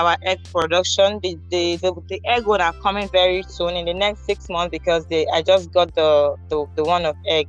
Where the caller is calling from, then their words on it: Abuja, Federal Capital Territory, Nigeria; I'm calling from Abuja, Nigeria.